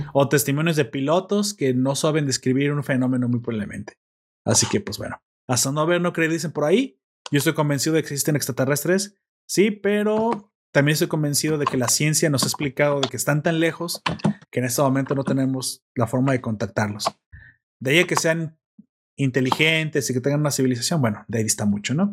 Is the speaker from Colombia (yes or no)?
no; Mexico; como mexicano